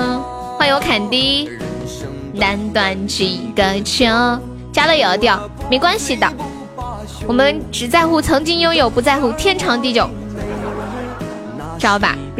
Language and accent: Chinese; Sichuan, China; accent: Sichuanese; 你是不是觉得我说四川话好听？